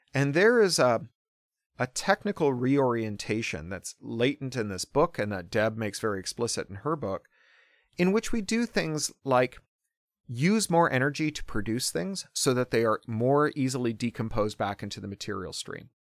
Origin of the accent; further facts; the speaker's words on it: Toronto, Ontario, Canada; I grew up specifically in Toronto in the nineteen eighties